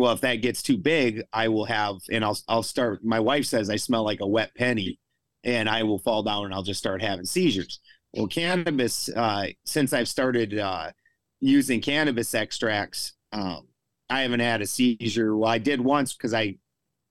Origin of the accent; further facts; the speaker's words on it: South Dakota, United States; also born or lived in Colorado; I'm from South Dakota